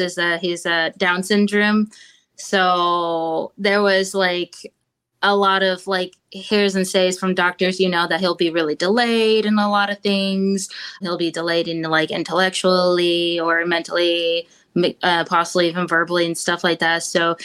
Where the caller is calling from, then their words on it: Augusta, Georgia, United States; Augusta, Georgia.